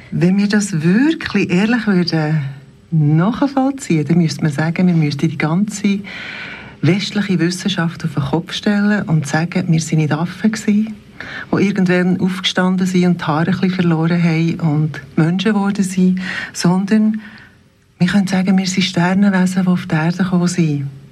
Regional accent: Bernese Oberland, Switzerland; ich bin im Oberland aufgewachsen

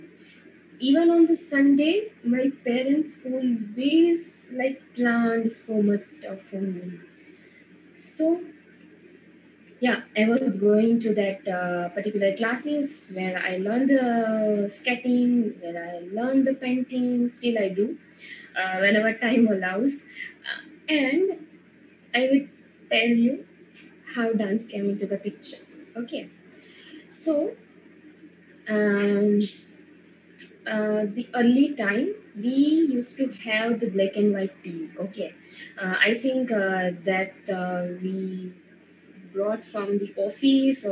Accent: Morbi, Gujarat, India; I'm from Morbi in the Gujarat

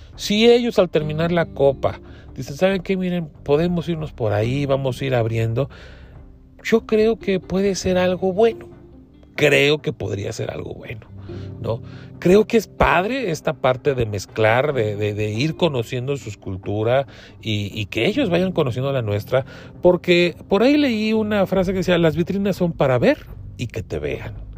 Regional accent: Mexico; como mexicano

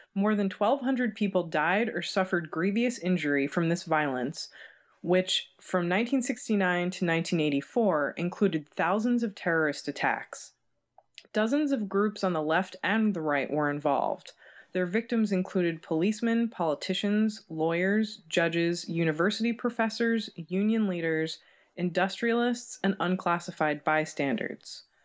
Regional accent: United States; as an American, we didn't learn anything about this in, in school

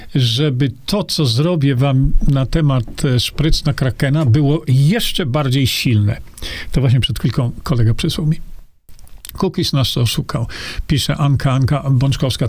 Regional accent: Poland; Urodziłem niedaleko tutaj

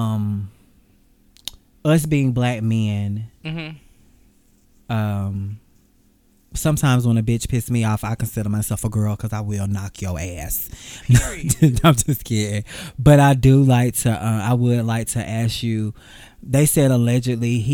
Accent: Atlanta, Georgia, United States; I'm from Atlanta. I stay in Atlanta.

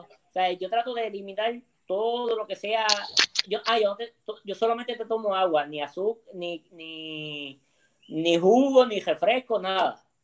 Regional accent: Mayagüez, Puerto Rico; moved away as an adult; now in San Juan, Puerto Rico; yo soy de Mayagüez de Quebrada Grande

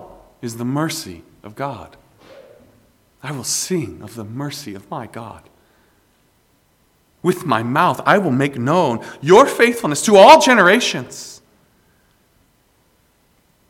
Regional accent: South Carolina, United States; I am proud to be from South Carolina. And you all know very well that I'm from South Carolina

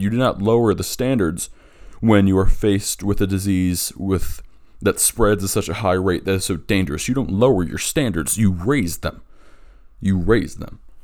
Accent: Delaware, United States; in my home state of Delaware

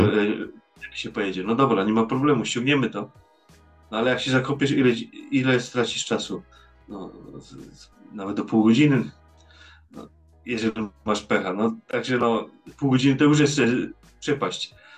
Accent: Poland; now in Netherlands; ja jestem Polakiem

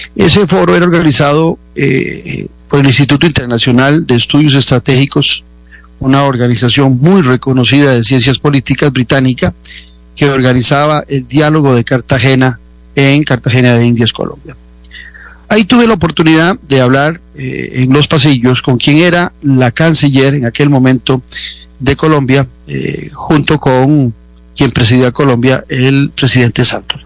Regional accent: Costa Rica; nuestra dieta particular como costarricenses

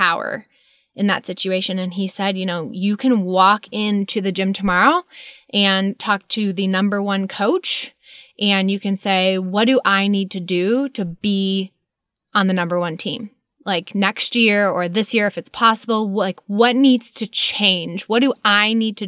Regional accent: Chicago suburbs, Illinois, United States; moved away; I grew up in Chicago suburbs

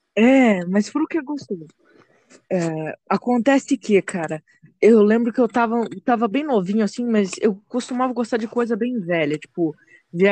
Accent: São Paulo, Brazil; also born or lived in Rio Grande do Sul; Eu nasci no Rio Grande do Sul, só que com dois anos de idade, minha mãe e meu pai vieram para São Paulo e agora eu moro aqui.

